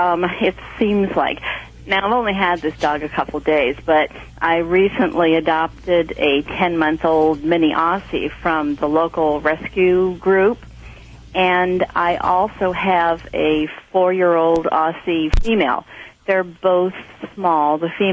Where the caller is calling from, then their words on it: Nevada City, California, United States; I'm calling from Nevada City, California.